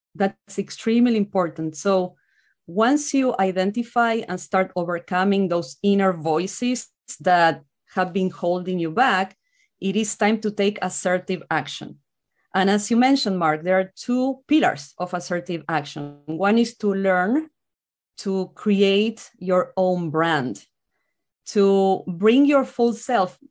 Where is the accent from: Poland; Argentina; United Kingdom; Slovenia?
Argentina; moved away as an adult; now in United States; I'm from Argentina